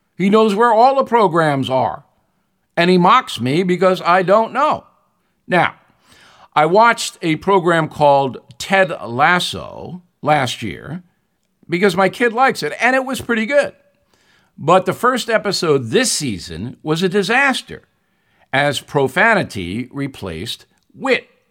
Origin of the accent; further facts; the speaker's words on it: United States; I'm an American.